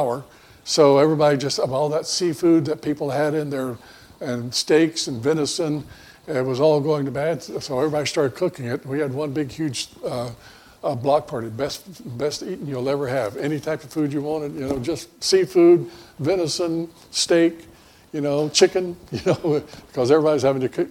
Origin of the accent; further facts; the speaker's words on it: Florida, United States; moved away; also born or lived in Mobile, Alabama; I grew up in Florida